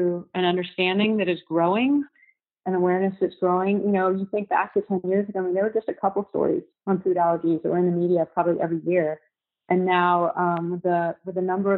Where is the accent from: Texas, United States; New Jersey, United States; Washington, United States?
Texas, United States; Houston; a friend that I grew up with in Houston, a high school friend